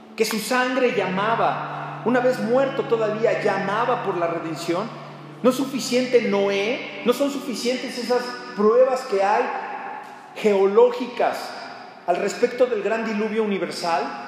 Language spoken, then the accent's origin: Spanish; Mexico; como mexicanos